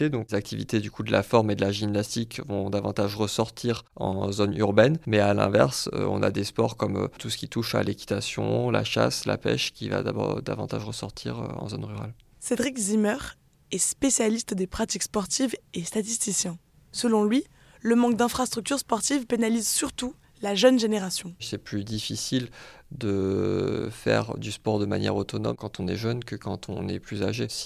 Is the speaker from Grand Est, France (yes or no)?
yes; Grand Est, France; ça fait que trois ans que je suis dans la région, je viens de la Marne. C'est vrai qu'un euh, petit village, les activités, c'est beaucoup moins de possibilités en fait.